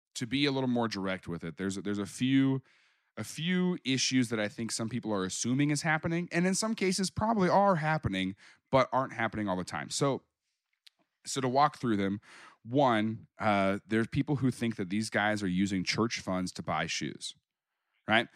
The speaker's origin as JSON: {"language": "English", "town": "Springfield", "region": "Missouri", "country": "United States", "tie": "born or raised there", "moved": "as an adult", "lives_now": "Kansas City, United States", "said": "I grew up down in Springfield"}